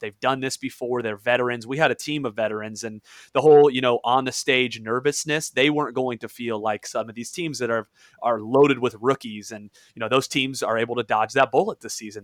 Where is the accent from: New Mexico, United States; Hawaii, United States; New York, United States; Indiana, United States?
Indiana, United States; I'm from Indiana